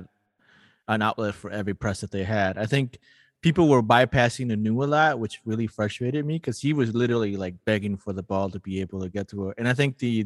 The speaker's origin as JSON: {"language": "English", "region": "Lima", "country": "Peru", "tie": "born or raised there", "moved": "yes", "lives_now": "St. Paul, United States", "said": "I'm a city kid and I grew up in Lima as a city kid"}